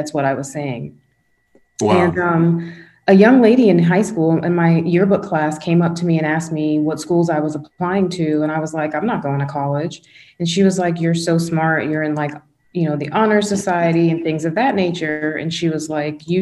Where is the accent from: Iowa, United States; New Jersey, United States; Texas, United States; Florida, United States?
Florida, United States; West Palm Beach; also born or lived in Tallahassee; Where I grew up in West Palm